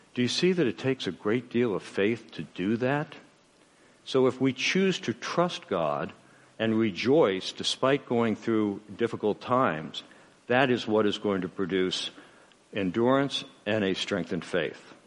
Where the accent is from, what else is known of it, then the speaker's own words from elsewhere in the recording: United States; I'm an American